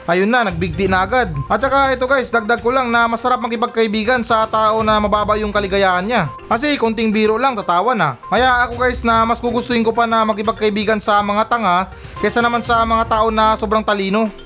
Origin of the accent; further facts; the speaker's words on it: Philippines; nagpapasalamat talaga ako um, bilang isang Pilipino na meron tayong pagkatao o ugali ng pagiging masaya kahit na meron tayong problema.